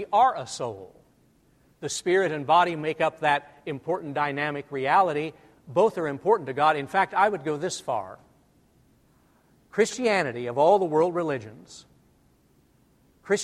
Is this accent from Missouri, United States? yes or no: yes; Albany, Missouri, United States; moved away; growing up in North Missouri